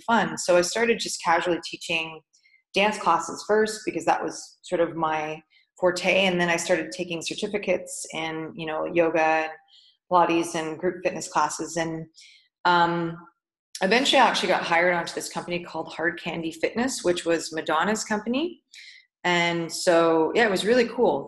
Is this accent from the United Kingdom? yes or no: no; Canada; moved away as an adult; now in Dubai, United Arab Emirates; Being a Canadian